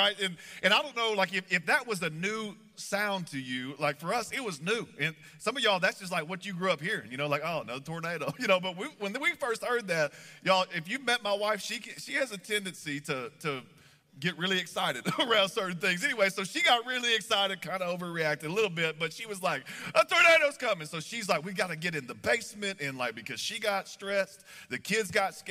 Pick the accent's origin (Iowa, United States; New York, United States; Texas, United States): Texas, United States; moved away as an adult; now in Kansas City, United States; I grew up in Texas, and we moved up here a few years ago.